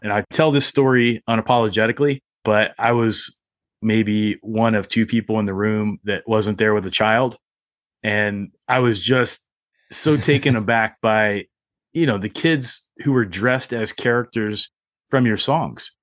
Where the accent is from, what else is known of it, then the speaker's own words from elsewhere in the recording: Appalachia, United States; also born or lived in Arizona; I grew up in Appalachia